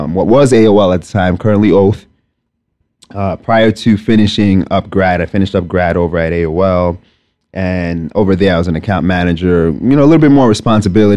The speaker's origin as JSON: {"language": "English", "town": "New York City", "region": "New York", "country": "United States", "tie": "born or raised there", "also_born_or_lived": "Lagos, Nigeria / Binghamton, New York", "said": "I was born in Nigeria, Lagos, Nigeria specifically. Raised very much a New Yorker. Spent the majority of my life here. Just about all of it. So I grew up in Staten Island, New York."}